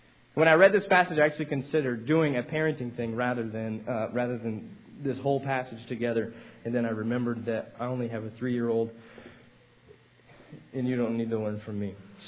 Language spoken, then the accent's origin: English; Texas, United States; I was like, no, man, I'm from Texas. I'm sorry.